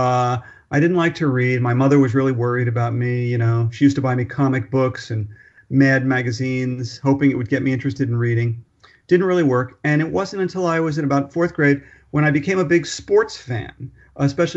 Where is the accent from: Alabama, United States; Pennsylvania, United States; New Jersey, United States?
New Jersey, United States; Newark; moved away as an adult; now in New York City, United States; I was born on October 19th, 1955 in New York City. Very quickly, my family moved to New Jersey, Newark, New Jersey, beautiful Newark, New Jersey, where I grew up.